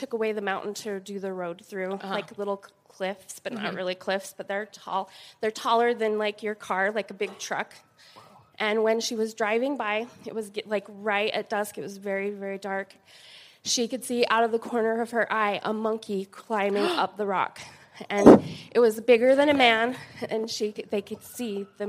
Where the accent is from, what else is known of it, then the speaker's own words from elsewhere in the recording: Paris, Idaho, United States; I'm from the Idaho side. I'm from a little town called Paris